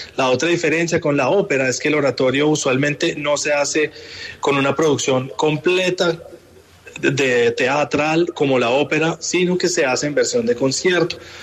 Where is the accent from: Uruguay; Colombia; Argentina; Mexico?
Colombia; Bogotá; moved away as an adult; now in New York, United States; yo crecí en Bogotá